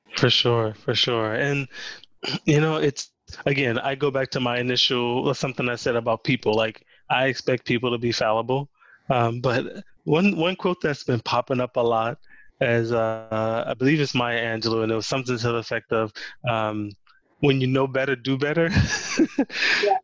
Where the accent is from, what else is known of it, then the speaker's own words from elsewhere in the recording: Louisiana, United States; growing up in Louisiana, um, we didn't have an NBA team